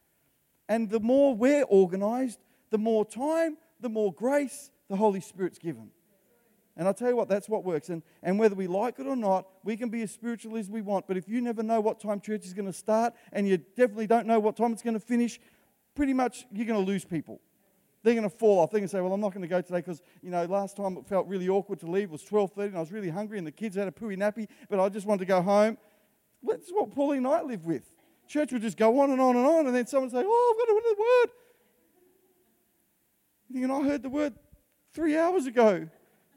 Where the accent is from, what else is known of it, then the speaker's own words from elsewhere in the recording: Australia; I'm Italian background. I've lived in Australia. I was born in Australia and I can speak for Australians